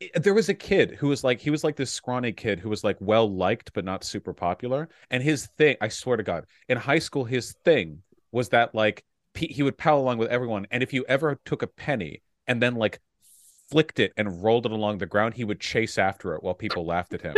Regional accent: Beverly Hills, California, United States; I grew up in Beverly Hills.

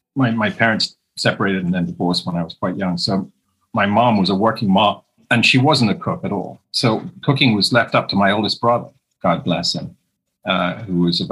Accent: England, United Kingdom; now in United States; Growing up in England, before all these wonderful celebrity chefs now that we have in the UK, back in the 60s growing up

